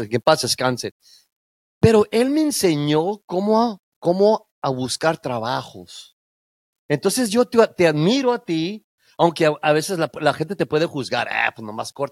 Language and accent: Spanish; Mexico; born there; porque yo soy, bueno, soy nacido en México, pero yo soy chicano, güey, soy pocho.